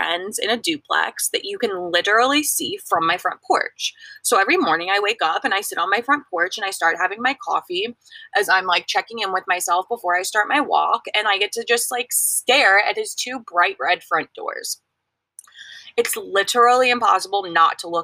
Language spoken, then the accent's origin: English; Missouri, United States; moved away; I'm from Missouri.